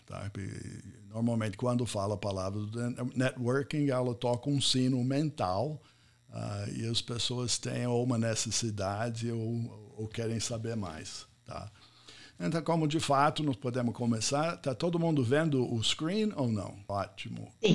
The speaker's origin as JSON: {"language": "Portuguese", "country": "United States", "also_born_or_lived": "São Paulo, Brazil", "first_language": "English", "second_language": "Portuguese", "moved": "as an adult", "lives_now": "Brazil", "said": "eu sou americano, cheguei aqui muitos anos atrás, não fa falei, não falava português quando eu cheguei"}